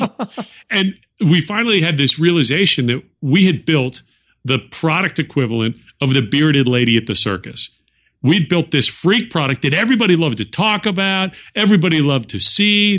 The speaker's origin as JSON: {"language": "English", "area": "Silicon Valley", "region": "California", "country": "United States", "tie": "born or raised there", "said": "I grew up near Silicon Valley, um, well, in Silicon Valley for part of my high school years"}